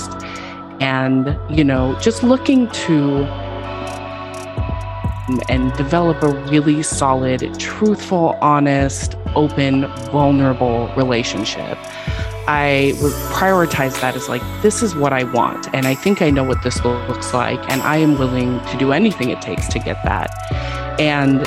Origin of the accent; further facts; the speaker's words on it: West Coast, United States; moved away as an adult; now in Houston, United States; I'm actually not from Houston. I have lived here 10 years, so like I am definitely officially adopted Texan. But I'm actually from the West Coast